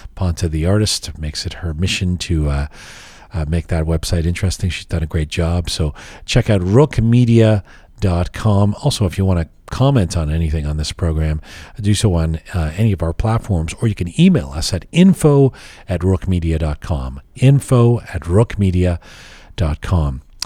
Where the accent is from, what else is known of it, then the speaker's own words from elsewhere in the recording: Canada; also born or lived in England; I was born in England, I grew up there, I grew up in Canada.